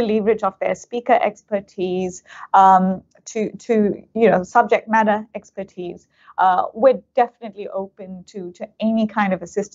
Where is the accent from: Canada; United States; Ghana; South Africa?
South Africa; now in Australia; I'm South African of Indian origin, and I grew up in apartheid South Africa